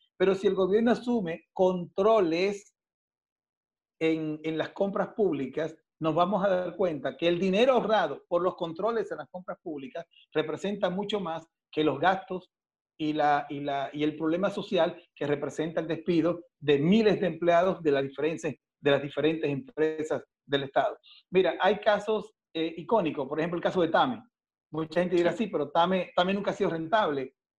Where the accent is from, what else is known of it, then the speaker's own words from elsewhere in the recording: Dominican Republic; moved away as an adult; now in Ecuador; yo soy dominicano, yo soy de República Dominicana